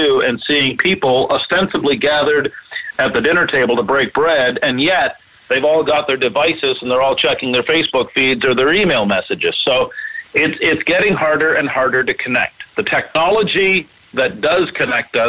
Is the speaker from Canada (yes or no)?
yes; Canada; I'm a Canadian